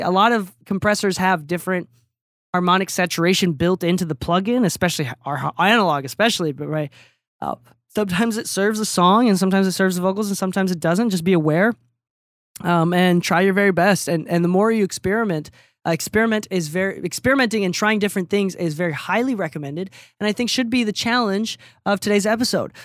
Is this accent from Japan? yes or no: yes; Japan; now in United States; I am a Japanese mixer in America